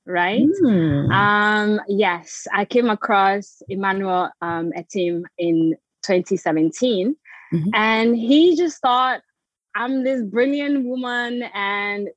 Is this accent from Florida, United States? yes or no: yes; Florida, United States; moved away as an adult; also born or lived in Togo / Ghana; now in England, United Kingdom; I was born in Togo to a Togolese Beninese parents. Lived in Ghana for some time, grew up in the US, Florida.